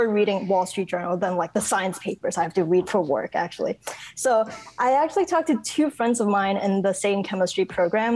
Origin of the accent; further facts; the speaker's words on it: Hong Kong; moved away as an adult; also born or lived in upstate New York / Chicago; now in Bloomington, United States; I was born and raised in Hong Kong, and then I went to college in upstate New York